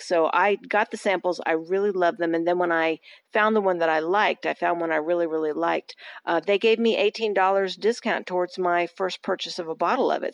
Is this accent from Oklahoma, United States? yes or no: no; Austin, Texas, United States; my hometown of Austin